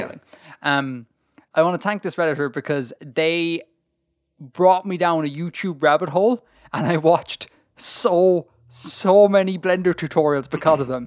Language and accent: English; Ireland; being Irish